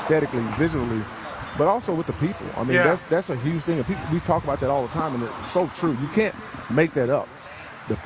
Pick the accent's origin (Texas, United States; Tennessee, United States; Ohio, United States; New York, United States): Texas, United States; Houston; moved away as an adult; also born or lived in Lubbock, Texas; now in Dallas, United States; I've lived in Lubbock, Texas more as an adult than I have in my hometown of Houston, Texas